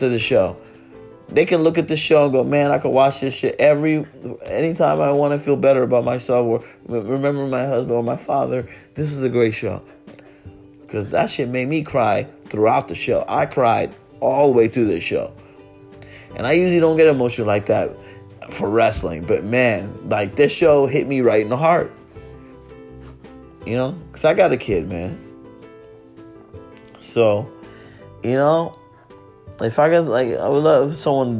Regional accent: Miami, Florida, United States; I'm from Miami. I live in Miami

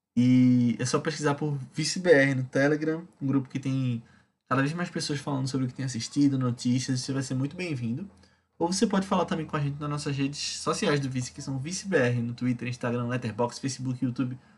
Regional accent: Recife, Pernambuco, Brazil; como recifense

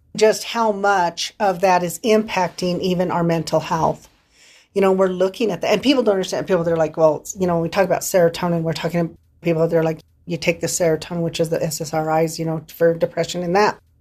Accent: San Luis Valley, Colorado, United States; accent: Valley; moved away; I born and raised in the San Luis Valley. I will probably always be a Valley girl.

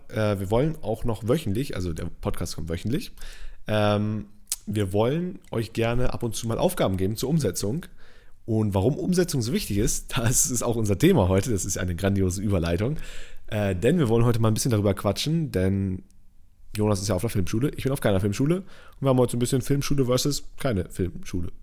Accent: Northern Germany / Lower Saxony, Germany; Ich komme aus Norddeutschland

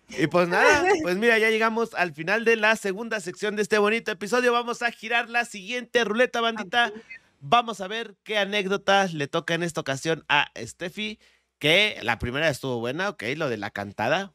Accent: State of Mexico, Mexico; accent: barrio, Estado de México; moved away; nací en la Ciudad de México. Eh, viví hasta los 10 años en el Estado de México

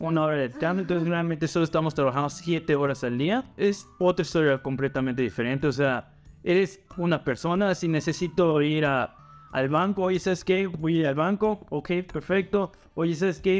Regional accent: Mexico; moved away as an adult; now in Canada; yo soy de México

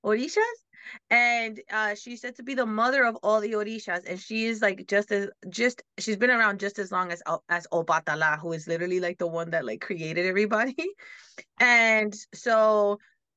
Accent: New York, United States; I'm Dominican and I grew up in like, you know, Black and Hispanic community, and then you sprinkle in a little bit of the other stuff, various things that I was around, because growing up in New York

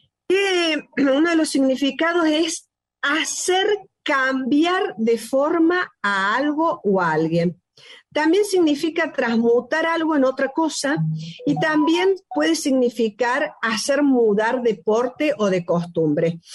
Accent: Córdoba, Argentina; el país que hemos nacido, yo misma, que soy cordobesa, es un destino ser cordobés

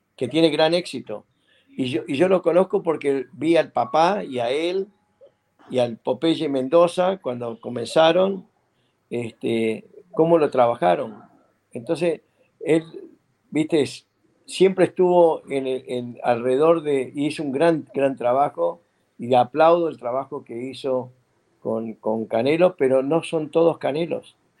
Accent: Uruguay; now in United States; en mi país, en Uruguay

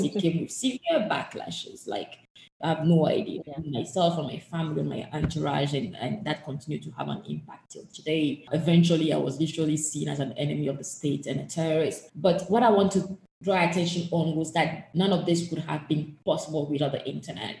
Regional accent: Togo; the country where I was born and raised in, which passport I hold, is Togo.

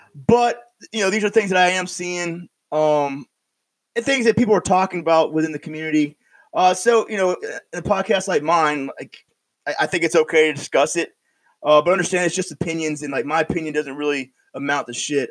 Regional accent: upstate New York, United States; I'm from like way upstate

